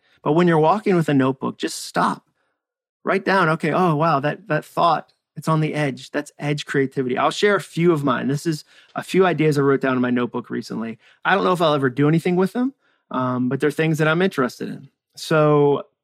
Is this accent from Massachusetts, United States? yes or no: yes; near Walden Pond, Massachusetts, United States; moved away as an adult; also born or lived in Birmingham, Alabama / Hudson, Massachusetts; I grew up near Walden Pond in Massachusetts. I grew up in New England.